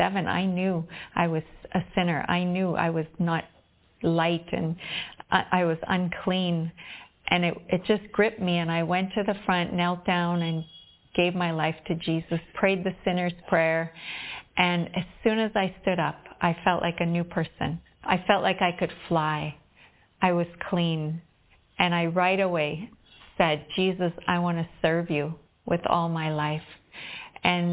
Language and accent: English; Whitemouth, Manitoba, Canada; moved away as an adult; now in Visakhapatnam, India; I'm from White Mouth, Manitoba, Canada, a small town there, and I'm living now in Vishakhapatnam, India.